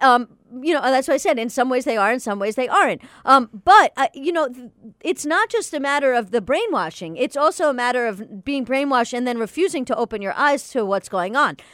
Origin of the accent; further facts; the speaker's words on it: United States; as an American Jew